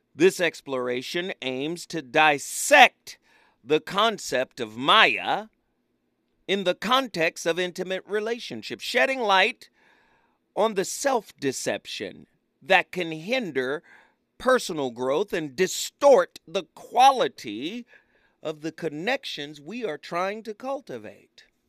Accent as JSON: {"language": "English", "town": "Pasadena", "region": "California", "country": "United States", "tie": "born or raised there", "said": "I was raised in Pasadena"}